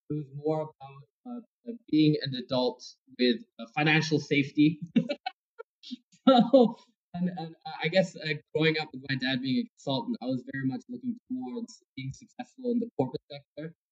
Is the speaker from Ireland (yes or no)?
no; South Korea; English is a second language; also born or lived in Frankfurt, Germany; I was born in Frankfurt, and then we moved to South Korea pretty soon after that. So I guess Frankfurt was very temporarily there. So I wouldn't consider myself I lived in Germany. I was just born there.